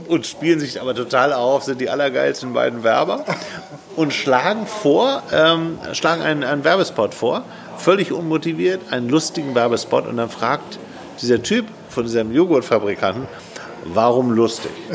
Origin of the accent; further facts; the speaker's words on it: Hamburg, Germany; ich bin in Hamburg aufgewachsen.